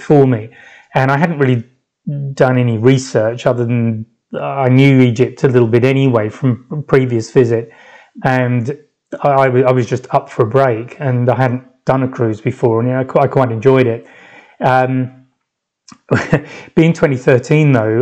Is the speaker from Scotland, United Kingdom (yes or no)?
no; London, United Kingdom; moved away as an adult; now in France; I said I was from London